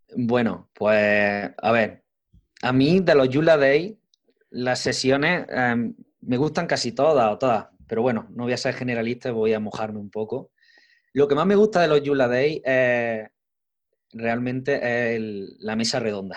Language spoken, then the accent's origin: Spanish; Arjona, Andalusia, Spain; Yo soy de un pueblo Arjona, un pueblo de la provincia de Jaén